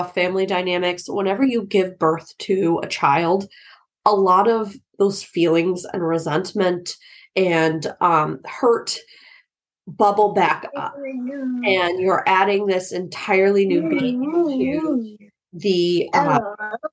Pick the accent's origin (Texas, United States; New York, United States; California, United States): Texas, United States; my upbringing because I grew up in Texas